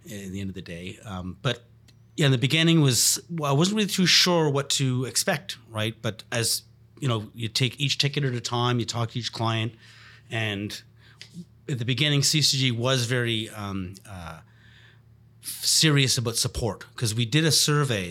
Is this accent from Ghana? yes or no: no; Montreal, Quebec, Canada; I'm born and raised in Montreal.